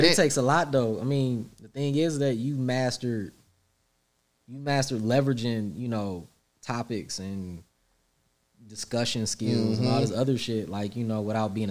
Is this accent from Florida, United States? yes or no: no; Pontiac, Michigan, United States; I'm from the hood. Like, I'm from Pontiac